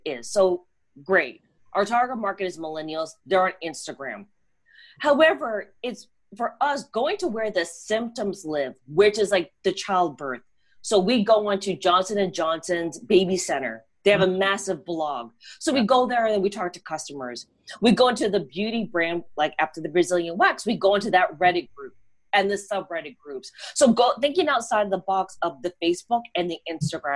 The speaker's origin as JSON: {"language": "English", "town": "Toronto", "region": "Ontario", "country": "Canada", "tie": "born or raised there", "moved": "yes", "lives_now": "New York, United States", "said": "Toronto. Born and raised."}